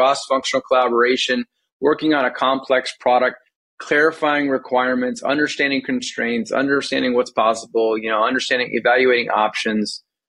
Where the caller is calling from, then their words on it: Silicon Valley, California, United States; I am calling in from Silicon Valley, California, where I've lived for quite some time now.